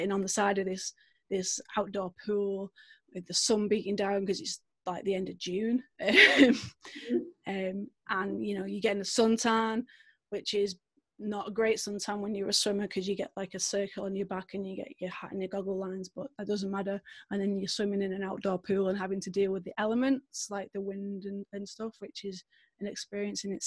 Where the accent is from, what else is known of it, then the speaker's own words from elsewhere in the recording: Manchester, North West England, United Kingdom; maybe you can tell from my accent a little bit, I'm from the UK. I'm from a little place called Manchester. So that's home for me